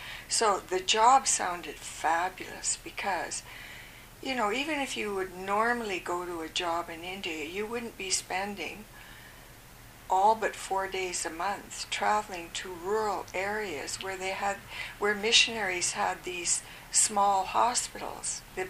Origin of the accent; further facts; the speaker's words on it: Ottawa, Ontario, Canada; now in Vancouver, Canada; when we had some family planning orientation here in Vancouver, before going, and I was from Ottawa, I think I joined in Montreal.